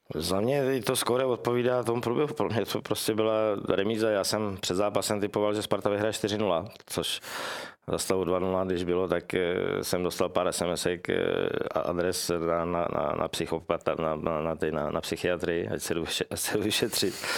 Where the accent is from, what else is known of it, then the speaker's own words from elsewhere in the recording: Czechia; jsem, že jsem z Čech